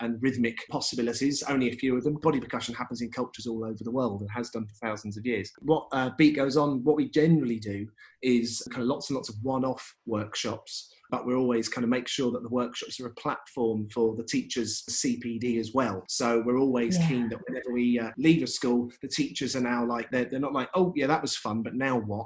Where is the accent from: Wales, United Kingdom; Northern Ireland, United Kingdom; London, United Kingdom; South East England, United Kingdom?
South East England, United Kingdom; Brighton; I'm from Brighton, which has always been a kind of a town of lots and lots of musical opportunities, and kind of went through the music service